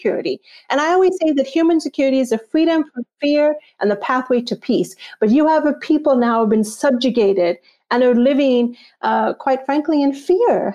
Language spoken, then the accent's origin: English; Texas, United States; also born or lived in Pakistan / near Washington, D.C.; now in Washington, D.C., United States; I was raised in Texas